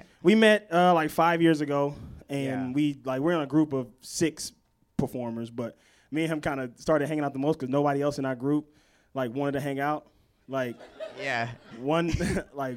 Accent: Mississippi, United States; moved away; I'm from Mississippi originally

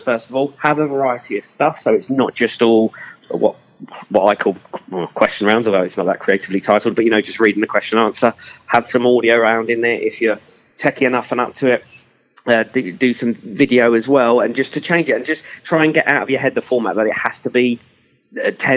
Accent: Enfield, London, United Kingdom; I'm from Enfield and everyone always takes the P out of me because I can't say the word wows.

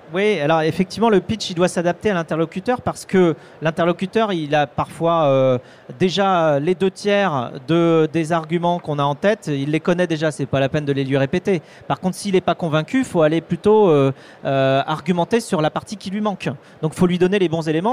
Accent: Vendée, Pays de la Loire, France; je suis vendéen, hein, tu vois, je suis j'ai grandi en Vendée entre des vaches et des moutons

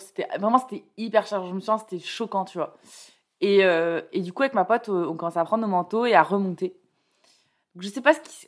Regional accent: Bordeaux, Nouvelle-Aquitaine, France; moved away as an adult; also born or lived in Toulouse; now in Paris, France; moi je viens de, enfin j'ai grandi à Bordeaux et j'ai fait mes études à Toulouse

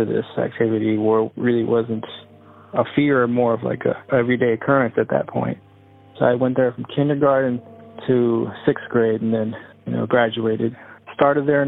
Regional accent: Austin, Texas, United States; I was born and raised in Austin, Texas.

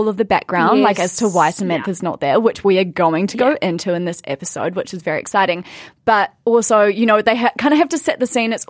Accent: Blenheim, Marlborough, New Zealand; born or raised there; moved away

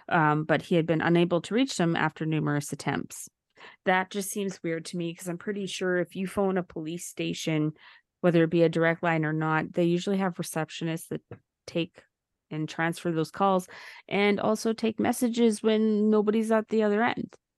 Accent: Valleyview, Alberta, Canada; when I grew up in Valleview, is the population would be between two thousand and twenty-five hundred

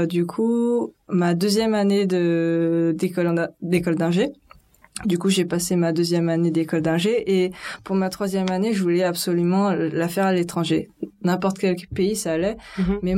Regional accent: France; moved away as an adult; also born or lived in Paris; now in South Korea; Je suis née en France. Je suis née en France

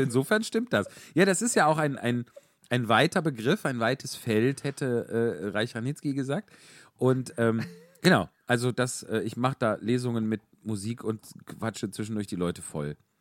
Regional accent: Wuppertal, North Rhine-Westphalia, Germany; ich komme aus Wuppertal

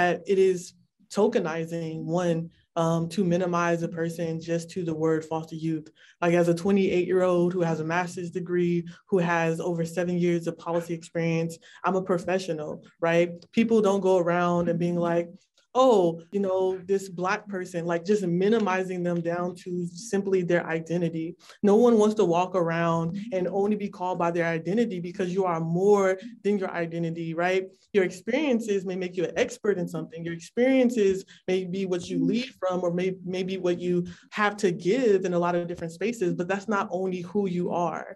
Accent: California, United States; I'm from California

